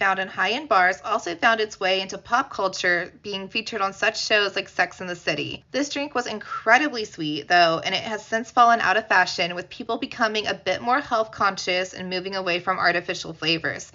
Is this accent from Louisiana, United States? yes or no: no; Indiana, United States; my home state of Indiana